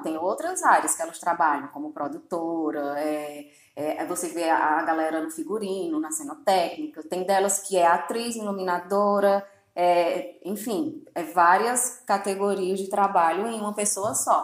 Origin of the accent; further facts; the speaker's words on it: Crato, Ceará, Brazil; eu sou do, da cidade do Crato